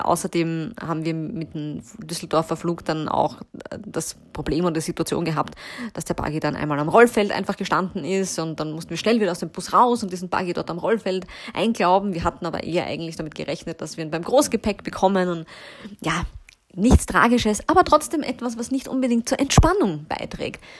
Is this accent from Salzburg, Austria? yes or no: no; Vienna, Austria; bei uns in Wien